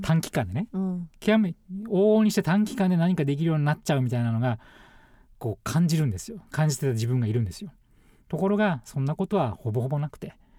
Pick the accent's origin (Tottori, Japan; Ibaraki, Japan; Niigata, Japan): Ibaraki, Japan; moved away; 僕の場合は茨城県と田舎に生まれてるんですけど